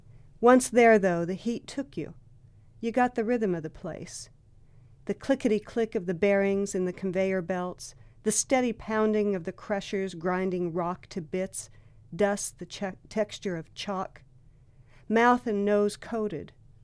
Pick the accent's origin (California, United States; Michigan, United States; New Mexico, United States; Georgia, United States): New Mexico, United States; also born or lived in Durango, Colorado; I was born in Durango, Colorado, and grew up in northern New Mexico, actually on the Navajo Indian Reservation there.